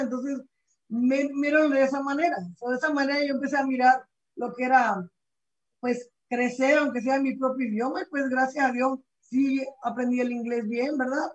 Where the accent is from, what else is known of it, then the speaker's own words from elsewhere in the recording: Venezuela; moved away as an adult; now in United States; yo soy de Venezuela, como comentaste, ¿verdad? Yo llegué a este país cuando tenía 20 años